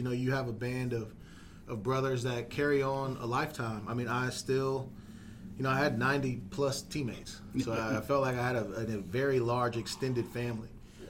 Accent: Michigan, United States; also born or lived in Texas / California; now in Fort Wayne, United States; I am a transplant originally from Michigan, but I moved here from Texas, actually.

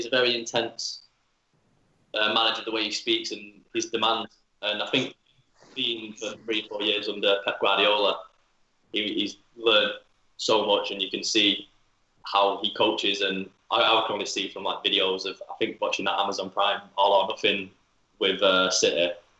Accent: Manchester, North West England, United Kingdom; I grew up a United fan. Yeah, I was from

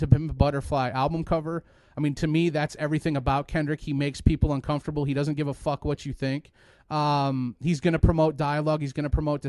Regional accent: Mishawaka, Indiana, United States; I grew up in Mishawaka, Indiana. For those who don't know, it's Northwest Indiana

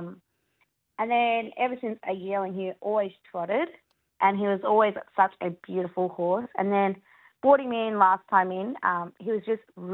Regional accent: Shepparton, Victoria, Australia; now it's my hometown

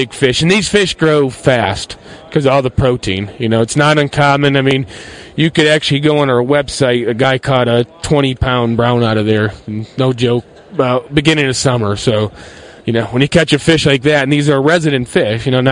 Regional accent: Basalt, Colorado, United States; I'm from Basalt, Colorado.

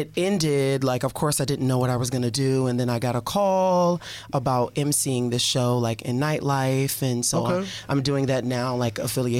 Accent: New York, United States; I'm from New York

